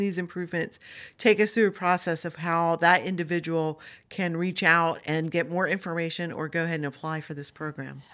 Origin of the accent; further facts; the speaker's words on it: Delmarva Peninsula, United States; I grew up on Del Mar Vista